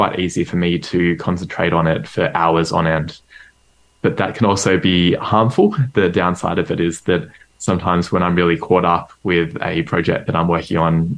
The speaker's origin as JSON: {"language": "English", "town": "Melbourne", "region": "Victoria", "country": "Australia", "tie": "born or raised there", "said": "I grew up in Melbourne, Australia"}